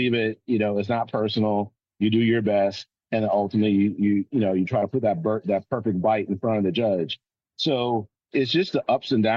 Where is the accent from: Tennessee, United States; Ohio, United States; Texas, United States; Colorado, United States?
Ohio, United States; Euclid; moved away; also born or lived in Jacksonville; Originally in Euclid, Greenbrier Commons, which is near Georgetown, really close to Richmond Heights